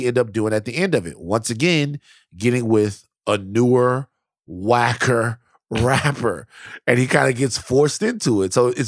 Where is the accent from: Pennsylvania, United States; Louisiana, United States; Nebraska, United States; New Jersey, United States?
Louisiana, United States; I'm from Louisiana.